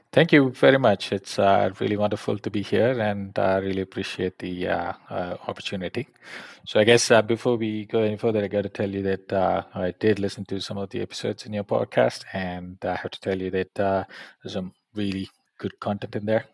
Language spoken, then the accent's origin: English; Coimbatore, Tamil Nadu, India; moved away as an adult; also born or lived in Arizona, United States / California, United States / London, United Kingdom; I'm essentially from Coimbatore, so Tamil Nadu, so born and brought up there